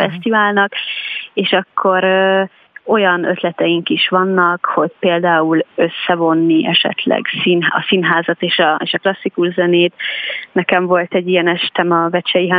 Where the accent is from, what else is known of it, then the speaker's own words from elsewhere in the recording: Telki, Pest, Hungary; Telkibe, ami egyébként nekem a, a, a szülőfalum, vagy most már városom